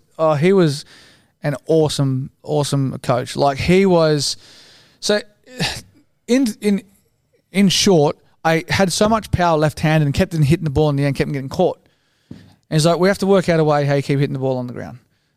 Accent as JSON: {"language": "English", "town": "Sydney", "region": "New South Wales", "country": "Australia", "tie": "born or raised there", "also_born_or_lived": "Paddington, Sydney", "said": "I grew up in Matraville."}